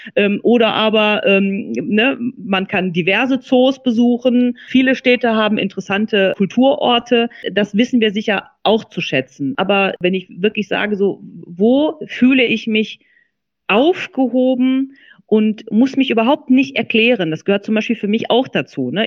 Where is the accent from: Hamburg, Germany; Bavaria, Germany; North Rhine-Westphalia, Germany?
North Rhine-Westphalia, Germany; Duisburg; der Ort, wo ich aufgewachsen bin. Ne? Also äh, Marxloh äh, war für mich Dreh- und Angelpunkt äh, die ersten 20 Jahre meines Lebens.